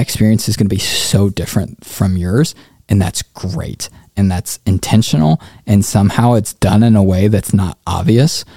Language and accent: English; Indianapolis, Indiana, United States; also born or lived in Africa; I'm originally from Indianapolis, born and raised